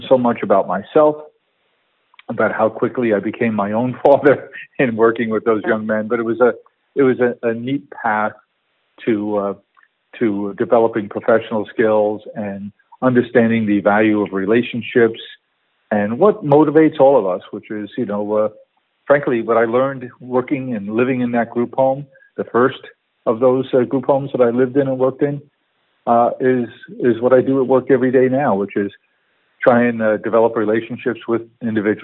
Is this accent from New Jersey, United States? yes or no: no; New York City, New York, United States; I grew up in Queens, South Queens